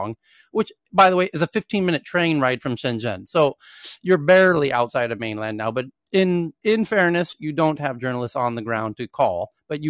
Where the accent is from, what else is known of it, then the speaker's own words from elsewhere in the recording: United States; moved away as an adult; now in Thailand; being an American who lives in Asia and works in Europe for more than a decade now